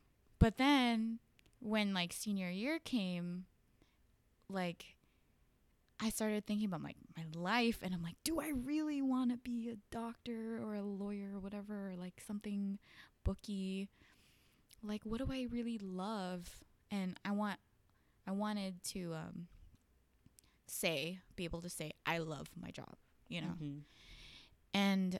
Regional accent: Northridge, California, United States; So I grew up in the Valley, and sometimes people like have different definitions of the Valley, but so that's, for me, it's like Northridge area, Chatsworth.

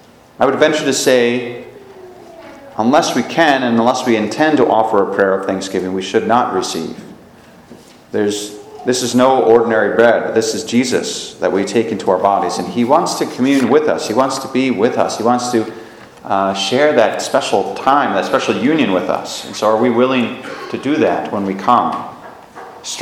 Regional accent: United States; as American Catholics

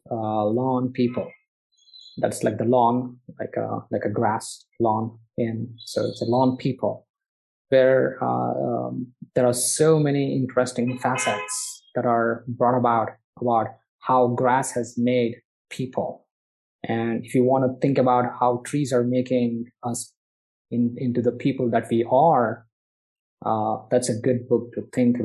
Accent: Bangalore, Karnataka, India; my hometown in Bangalore

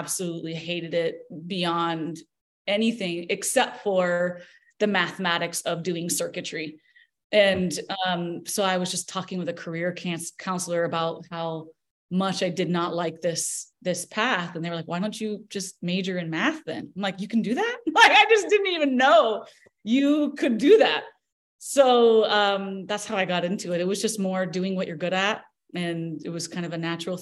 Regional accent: Tulsa, Oklahoma, United States; I was born in Tulsa, Oklahoma

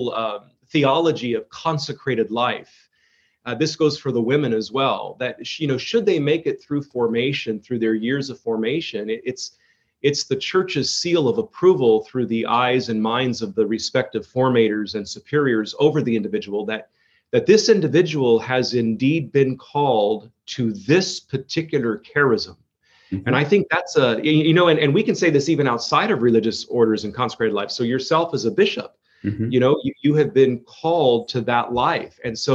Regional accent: Modesto, California, United States; I was born and raised in Modesto, California

